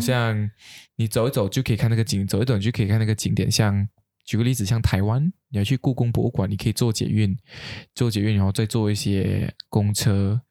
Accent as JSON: {"language": "Chinese", "town": "Kuching", "region": "Sarawak", "country": "Malaysia", "said": "可是我们古晋人没有这样的习惯"}